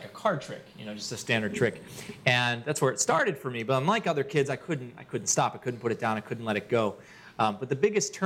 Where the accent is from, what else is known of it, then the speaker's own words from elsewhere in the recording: Baltimore, Maryland, United States; now in Washington, D.C., United States; I grew up in Maryland